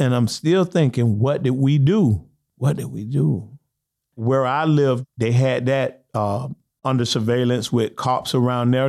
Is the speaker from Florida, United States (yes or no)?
yes; Lake Alfred, Florida, United States; also born or lived in Eustis, Florida / Winter Haven, Florida; my hometown of Lake Alfred